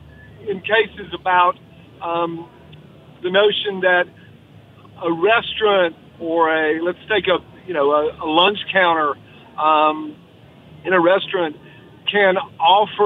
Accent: the South, United States; a Southerner

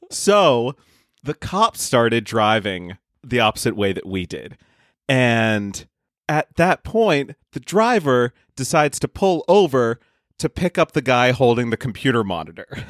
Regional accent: Boston, Massachusetts, United States; now in Seattle, United States; I'm from the Boston area

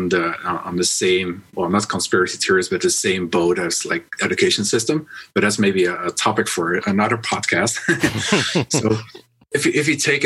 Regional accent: Netherlands; now in China; I'm from the Netherlands. I live in China, so I'm a non-resident of the Netherlands.

